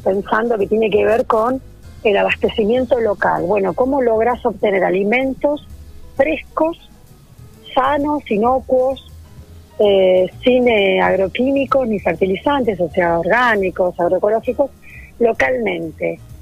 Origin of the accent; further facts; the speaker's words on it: Mar del Plata, Buenos Aires Province, Argentina; moved away as an adult; also born or lived in Balcarce; now in Bordenave, Argentina; Yo soy de Mar del Plata